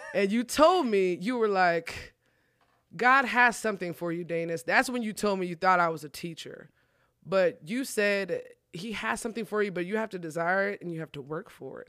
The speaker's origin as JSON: {"language": "English", "area": "Collin County", "region": "Texas", "country": "United States", "said": "I'm from Collin County, but I'm at the age where I gotta pay for my own stuff"}